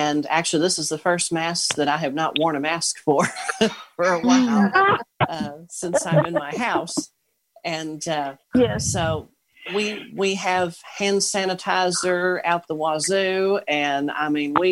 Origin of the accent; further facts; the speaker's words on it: Owensboro, Kentucky, United States; I'm from Owensboro, Kentucky